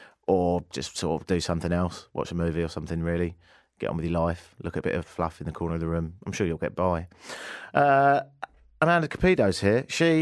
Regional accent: Spain; So I'm from Spain, I go to London, and then I'm going to a wedding in Italy

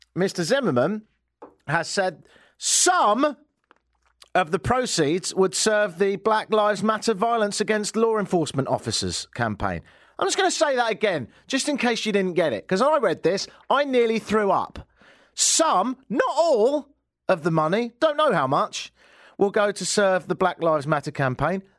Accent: Brighton, South East England, United Kingdom; now in Toronto, Canada; Brighton, which is near London.

